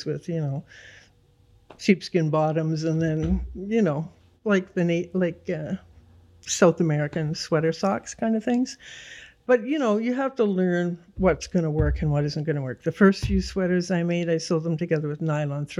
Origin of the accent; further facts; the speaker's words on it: Toronto, Ontario, Canada; also born or lived in Goose Bay, Labrador, Canada; when I was 9, we moved to Don Mills